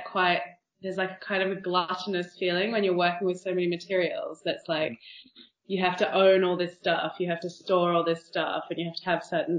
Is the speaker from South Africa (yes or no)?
no; Australia; moved away as an adult; also born or lived in New York / London; now in Barcelona, Spain; I am from Australia, and then I lived in New York for a while, and then came to London to do a master's